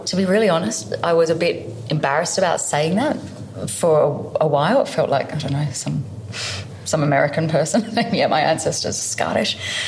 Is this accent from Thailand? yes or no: no; Canberra, Australian Capital Territory, Australia; also born or lived in Melbourne / United Kingdom; I loved growing up in Canberra.